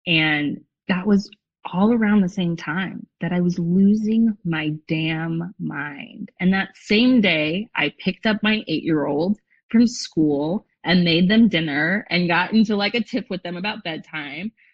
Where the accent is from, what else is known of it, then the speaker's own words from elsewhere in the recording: a suburb outside of Los Angeles, California, United States; I grew up in a suburb outside of LA.